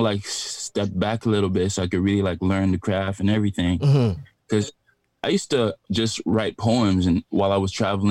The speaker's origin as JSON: {"language": "English", "town": "Montreal", "region": "Quebec", "country": "Canada", "tie": "born or raised there", "also_born_or_lived": "Abidjan, Ivory Coast", "moved": "as an adult", "lives_now": "Toronto, Canada", "said": "I was born in Abidjan and I grew up in Montreal"}